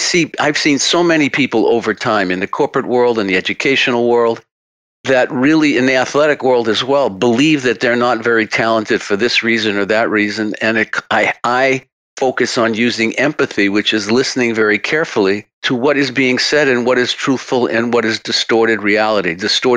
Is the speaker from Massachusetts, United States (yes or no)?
yes; Massachusetts, United States; accent: Massachusetts; with my Massachusetts accent